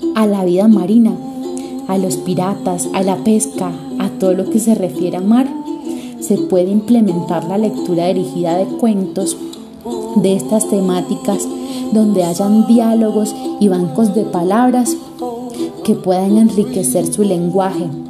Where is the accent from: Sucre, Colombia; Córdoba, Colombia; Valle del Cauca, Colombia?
Sucre, Colombia; Tolú; mi pueblo natal, Tolu Sucre, un hermoso pueblo a orillas del mar